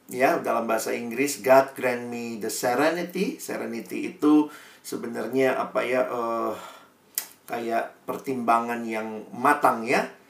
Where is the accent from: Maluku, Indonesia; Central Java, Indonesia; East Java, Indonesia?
Maluku, Indonesia; Ambon; Eh, orang Ambon kayak saya.